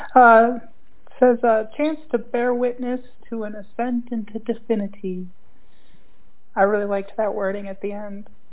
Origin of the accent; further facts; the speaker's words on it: Minnesota, United States; moved away; I'm originally from Minnesota